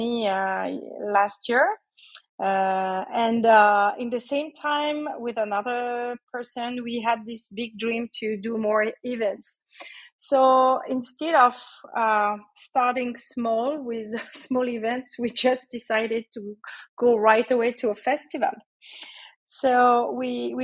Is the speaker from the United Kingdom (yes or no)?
no; Switzerland; moved away as an adult; also born or lived in Asia; So I'm in Switzerland, actually. I'm Swiss in Switzerland